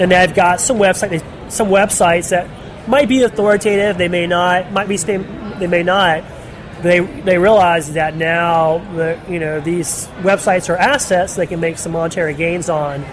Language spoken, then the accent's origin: English; Charlotte, North Carolina, United States; I'm from Charlotte, North Carolina